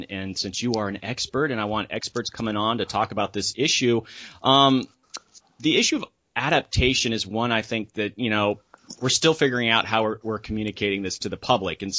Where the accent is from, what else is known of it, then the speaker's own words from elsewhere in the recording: Florida, United States; now in Washington, D.C., United States; when you're originally from Florida